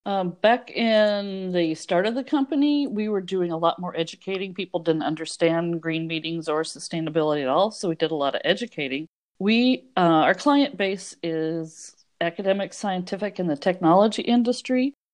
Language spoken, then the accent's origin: English; Oregon, United States; I'm from Oregon